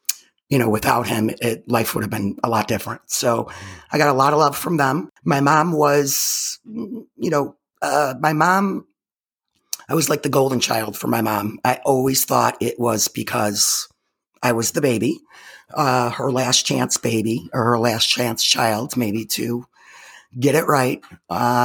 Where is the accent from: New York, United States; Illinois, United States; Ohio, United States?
Illinois, United States; Chicago; I was born in 1967 in Chicago